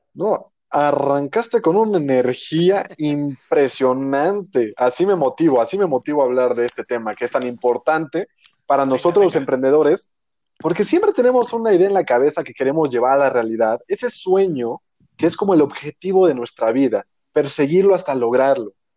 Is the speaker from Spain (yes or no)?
no; Mexico